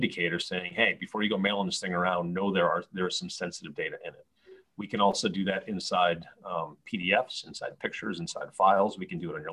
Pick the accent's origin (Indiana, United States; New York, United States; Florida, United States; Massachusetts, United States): New York, United States; Rochester; also born or lived in Pomona, California / New Orleans, Louisiana / Philadelphia, Pennsylvania / Sacramento, California; now in Tampa, United States; I grew up in Rochester, New York